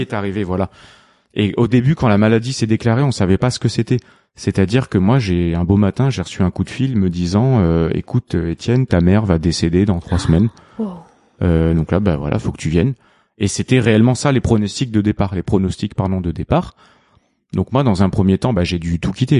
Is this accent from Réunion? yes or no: yes; Réunion; mon petit rituel en tant que bon réunionnais